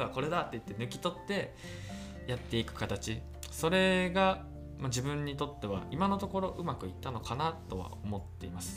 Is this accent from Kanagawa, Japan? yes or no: no; Nagoya, Aichi, Japan; 名古屋出身